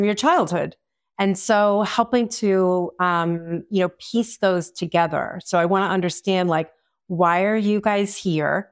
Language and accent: English; Long Island, New York, United States; I am from Long Island, New York, where therapy is not as common.